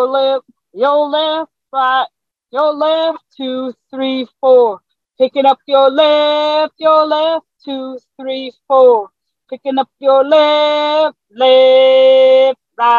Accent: Newport News, Virginia, United States; also born or lived in South Carolina; I grew up in coastal Virginia. So I grew up I lived in South Carolina until I was 10. And then we moved back up where my family lived, was Newport News, Virginia

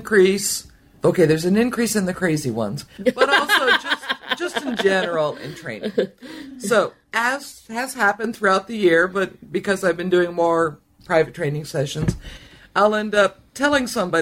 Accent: California, United States; I'm an American from California

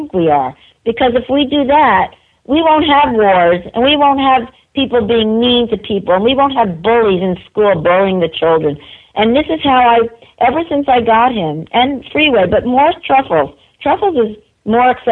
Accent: New York, United States; I'm a New Yorker

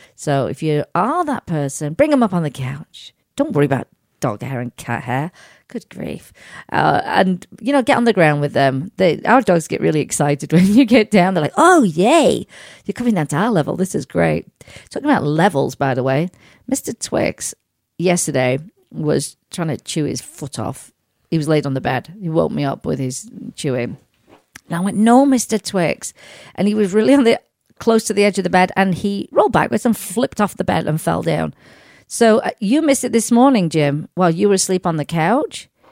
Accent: Sheffield, Yorkshire and the Humber, United Kingdom; moved away; my hometown, Sheffield in England

